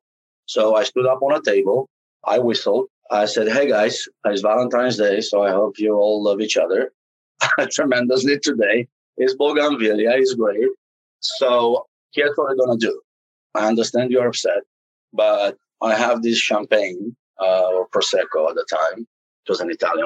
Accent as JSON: {"language": "English", "country": "Romania", "tie": "born or raised there", "moved": "yes", "lives_now": "United States", "said": "growing up in Romania was not as fun as somebody might think it was"}